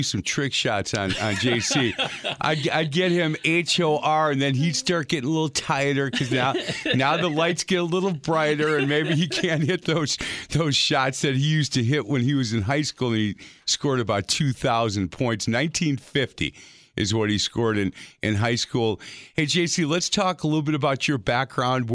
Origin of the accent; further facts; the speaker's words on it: Milwaukee, Wisconsin, United States; I'm a Milwaukee boy